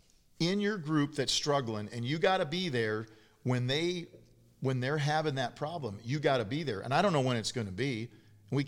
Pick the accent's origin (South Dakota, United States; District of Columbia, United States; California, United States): South Dakota, United States; I'm from South Dakota.